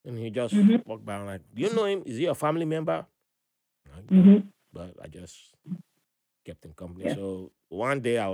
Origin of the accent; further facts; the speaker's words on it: Nigeria; also born or lived in Ibadan, Nigeria / Port Harcourt, Nigeria; now in United States; back home, you know, in Nigeria